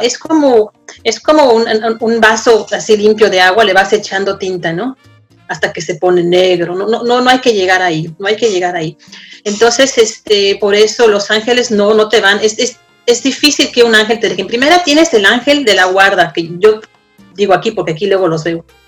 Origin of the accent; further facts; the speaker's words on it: Mexico; now in Denmark; Como mexicano, como extranjero